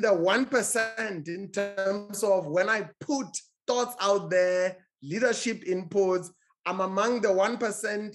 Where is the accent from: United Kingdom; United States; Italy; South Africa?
South Africa; my home country, South Africa.